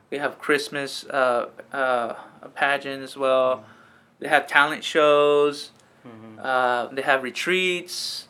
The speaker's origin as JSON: {"language": "English", "region": "California", "country": "United States", "tie": "born or raised there", "said": "I grew up in the valley, picking grapes, picking tomatoes, pruning the fields"}